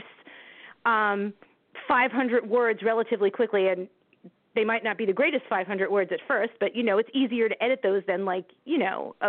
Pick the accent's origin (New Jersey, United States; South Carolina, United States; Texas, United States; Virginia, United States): New Jersey, United States; My poor home state.